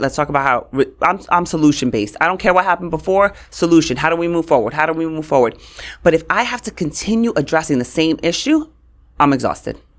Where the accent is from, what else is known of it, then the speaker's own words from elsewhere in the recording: New York City, New York, United States; also born or lived in Queens, New York; I grew up in Brooklyn, and On my block, it was like, you were white, you were black, or you were Puerto Rican.